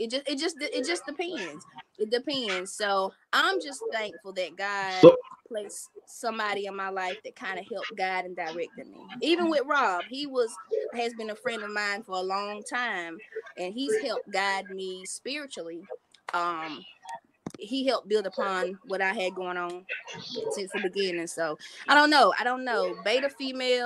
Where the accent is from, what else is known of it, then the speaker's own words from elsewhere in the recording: Evergreen, North Carolina, United States; I'm from Evergreen. Went to West Columbus with Robert. I think he was a senior when I became a freshman